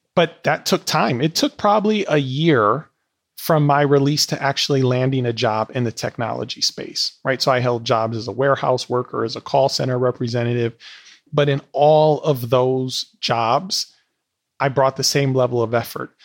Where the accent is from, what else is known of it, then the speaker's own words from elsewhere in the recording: Milwaukee, Wisconsin, United States; moved away as an adult; Milwaukee's still my hometown